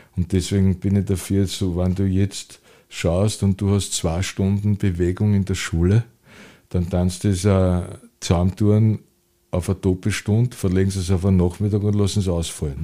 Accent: Vienna, Austria; Ich habe das Glück gehabt, dass ich in die lebenswerteste Stadt der Welt äh, geboren wurde.

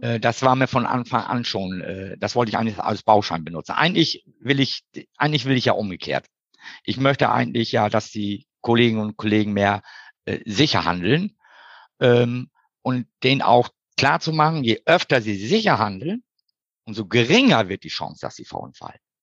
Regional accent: East Frisia, Lower Saxony, Germany; moved away as an adult; now in Hamburg, Germany; Geboren bin ich in Schönen Ostfriesland.

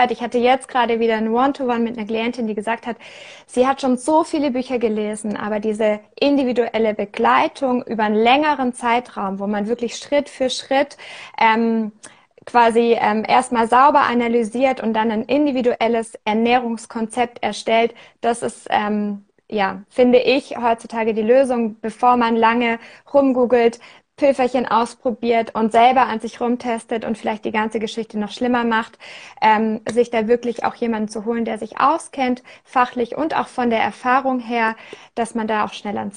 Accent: Germany; now in Switzerland; ähm, wohne in der Schweiz, bin aus Deutschland

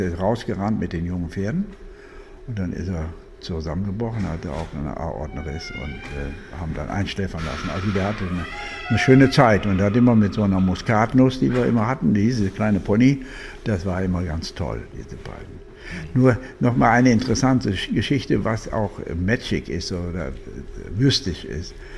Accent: Germany; Deutschland liebe ich, bin Deutscher, bleibe auch

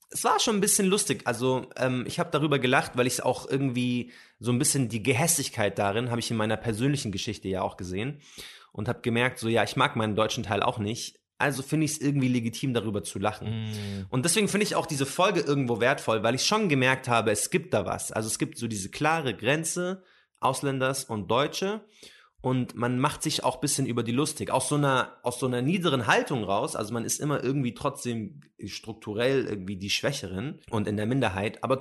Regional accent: Palestine; Was ist Arabien? Ich komme aus Palästina.

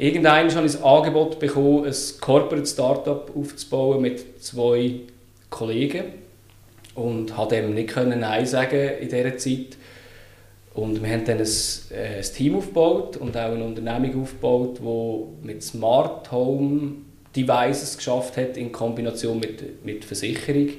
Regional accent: Lucerne, Switzerland; Ich bin geboren und aufgewachsen in Luzern, bin 35

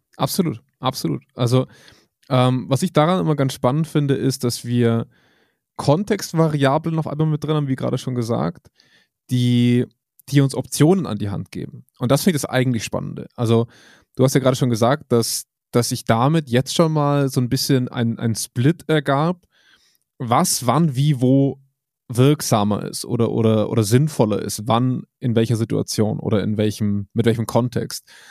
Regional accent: Germany; bei uns in Deutschland

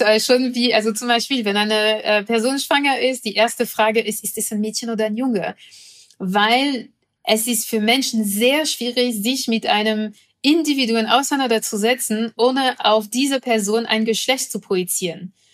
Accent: France; moved away; ich komme aus Frankreich

